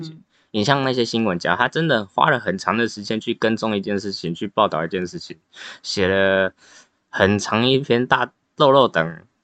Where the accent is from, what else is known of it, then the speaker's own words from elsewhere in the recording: Taiwan; 我们台湾这边